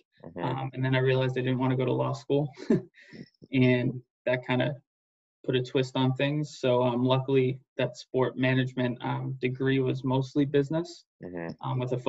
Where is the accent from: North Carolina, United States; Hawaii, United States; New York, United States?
New York, United States; Rockland County; moved away as an adult; now in New Hampshire, United States; My background, baseball, sports, growing up. I grew up in Rockland County, New York, and throughout high school.